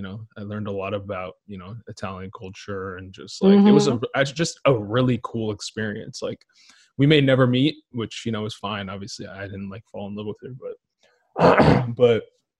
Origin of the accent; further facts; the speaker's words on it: Israel; also born or lived in Ethiopia; now in United States; I grew up in Israel